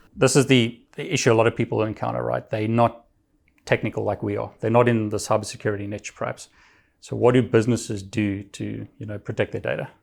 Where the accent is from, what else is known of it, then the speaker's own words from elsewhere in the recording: South Africa; moved away; I'm from South Africa originally